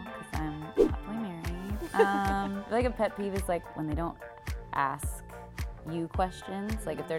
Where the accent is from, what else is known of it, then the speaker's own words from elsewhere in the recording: Inland Empire, California, United States; I am from Inland Empire, California, SoCal.